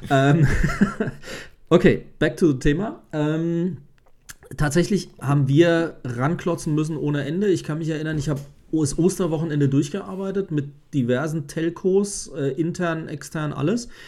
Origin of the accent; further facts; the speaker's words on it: West Germany, Germany; Ich bin halt im Westen aufgewachsen und dann ist es dann so.